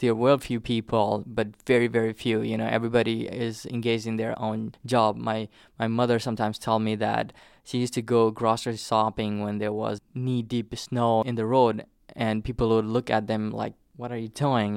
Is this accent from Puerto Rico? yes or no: no; southern Nepal, Nepal; first language Nepali; English is a second language; moved away as an adult; also born or lived in Hartford; now in United States; I grew up in the plains